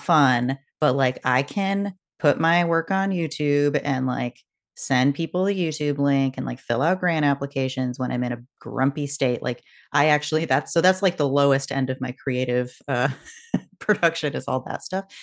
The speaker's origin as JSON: {"language": "English", "region": "West Coast", "country": "United States", "tie": "born or raised there", "also_born_or_lived": "Boston", "moved": "yes", "said": "I grew up on the West Coast"}